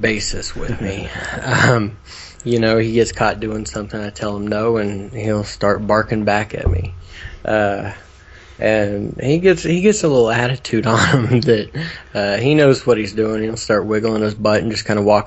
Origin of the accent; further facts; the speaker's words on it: Oklahoma, United States; We're from Oklahoma.